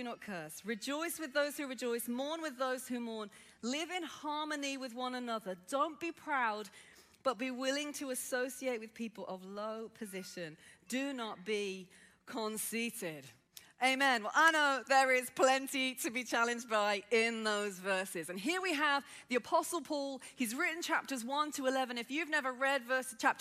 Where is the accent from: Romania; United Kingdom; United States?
United Kingdom; Birmingham, West Midlands; accent: Brummie; I grew up in inner city Birmingham. Yes, I am a Brummie